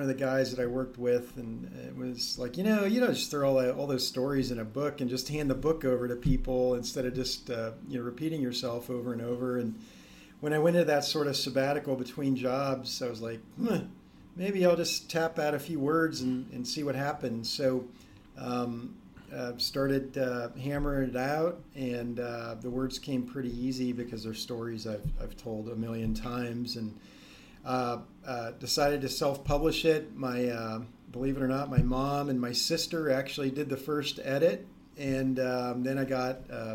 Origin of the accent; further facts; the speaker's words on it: Ohio, United States; We grew up in Ohio